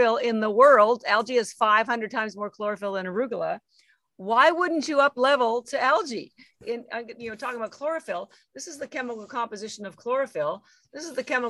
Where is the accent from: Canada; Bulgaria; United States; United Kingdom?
Canada; I'm Canadian. And so, you know, I had three jobs to put myself through school